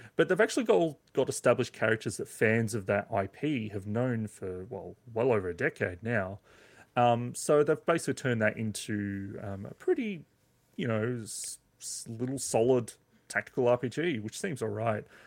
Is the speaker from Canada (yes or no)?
no; Australia; as an Aussie